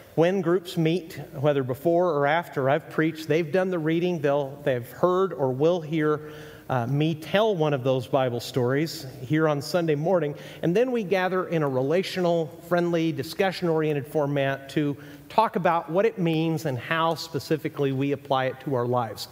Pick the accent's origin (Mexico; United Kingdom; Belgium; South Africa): Mexico; also born or lived in Texas, United States; now in United States; I was raised in Mexico, born in Texas